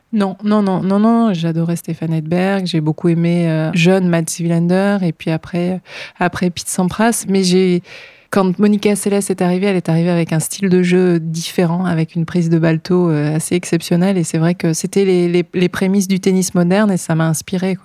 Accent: north of France, France; Alors moi, je viens du nord de la France

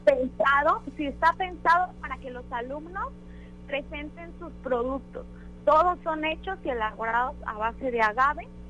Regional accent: Mexico; nos representa tanto como mexicanos

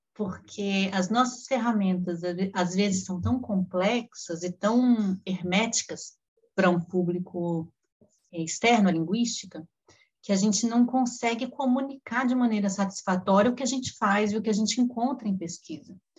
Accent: Brasília, Federal District, Brazil; moved away as an adult; voltei para Brasília onde hoje eu moro, né? Voltei para minha cidade natal

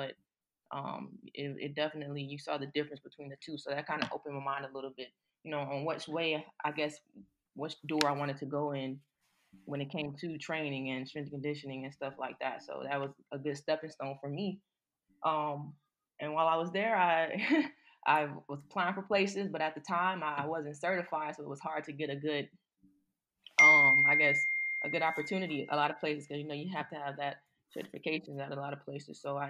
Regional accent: Mobile, Alabama, United States; moved away as an adult; also born or lived in Louisiana; So I'm originally from Mobile, Alabama.

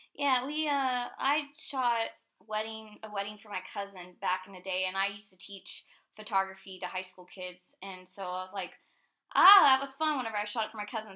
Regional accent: Tampa, Florida, United States; moved away as an adult; now in Asheville, United States; we're originally from Tampa, Florida

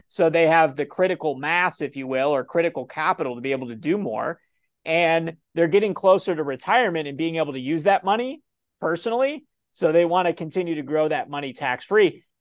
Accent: Ohio, United States; I'm from Ohio

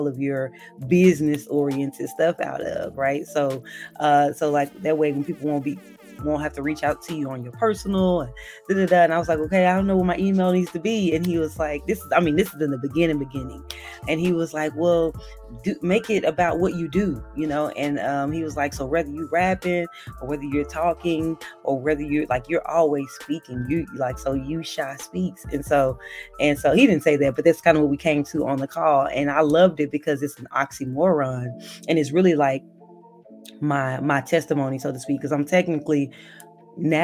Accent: Dallas, Texas, United States; I'm from Dallas, Texas, born and raised

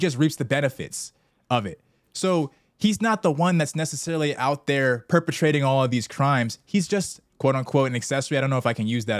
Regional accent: Southern California, United States; We're both from SoCal suburbs

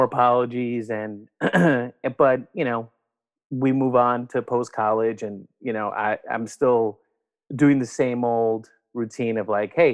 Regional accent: New York City, New York, United States; I am originally from New York, from Brooklyn, born and raised in New York City

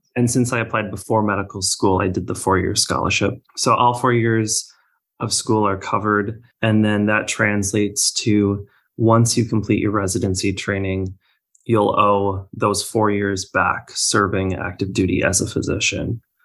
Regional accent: Minnesota, United States; moved away; I am originally from Minnesota

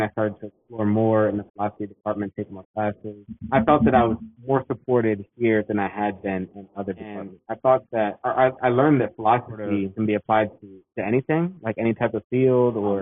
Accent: Annapolis, Maryland, United States; Sura Sona, who I grew up with in Annapolis, Maryland

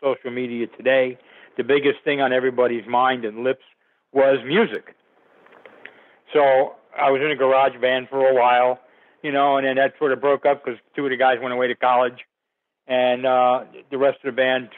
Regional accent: Passaic, New Jersey, United States; Passaic, New Jersey, which was my hometown.

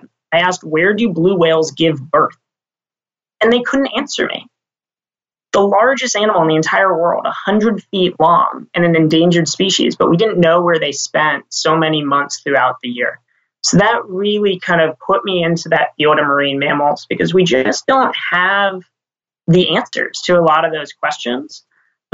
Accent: Washington, District of Columbia, United States; moved away as an adult; also born or lived in Maine / California; now in Sausalito, United States; I'm actually from the East Coast originally. So I grew up in Washington, D.C.

